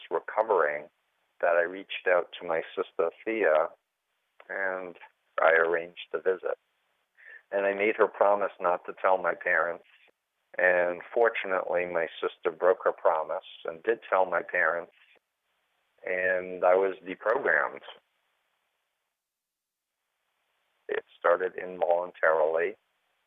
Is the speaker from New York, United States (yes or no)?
yes; New York City, New York, United States; I grew up in Flushing, Queens, New York, the youngest of three kids, middle-class, conservative Jewish upbringing